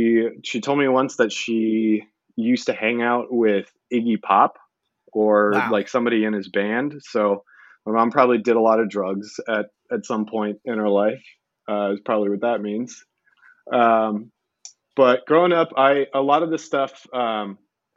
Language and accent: English; Brookline, Massachusetts, United States; I grew up in right outside of Boston, in Brookline